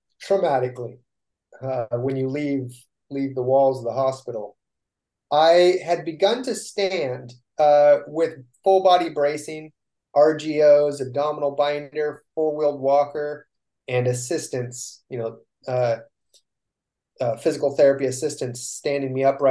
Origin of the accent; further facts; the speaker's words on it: Northern California, United States; we come from Northern Cal.